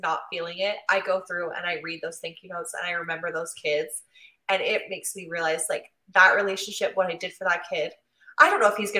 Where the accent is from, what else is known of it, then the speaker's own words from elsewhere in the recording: Utah, United States; also born or lived in Abu Dhabi; I'm from Utah